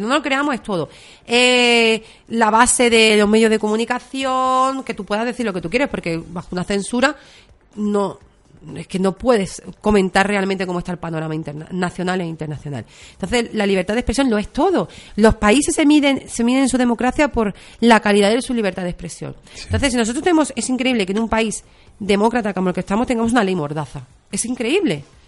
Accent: Barcelona, Catalonia, Spain; moved away; Soy catalana, o sea, yo he nacido en Barcelona

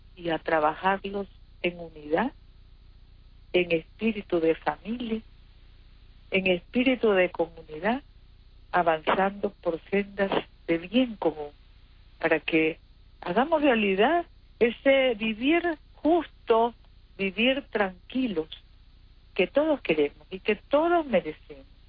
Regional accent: Nicaragua; como cristianos que somos, como nicaragüenses hermanos que somos

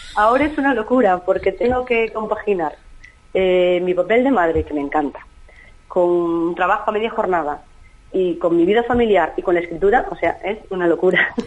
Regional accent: Galicia, Spain; en mi tierra, en mi Galicia natal.

